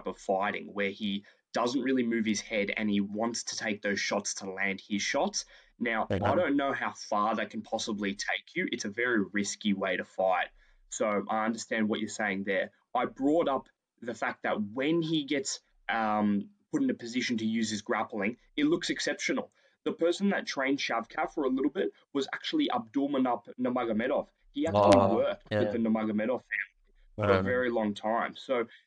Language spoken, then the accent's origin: English; Australia; we're Australian